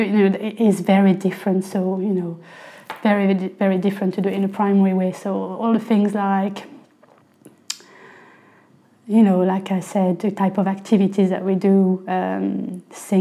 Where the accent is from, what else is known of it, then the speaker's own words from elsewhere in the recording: near Beauvais, Hauts-de-France, France; accent: French; first language French; English is a second language; moved away as an adult; also born or lived in London, England; now in England; I'm French, I'm from the north of France, near Paris. About an hour north of Paris, near Beauvais.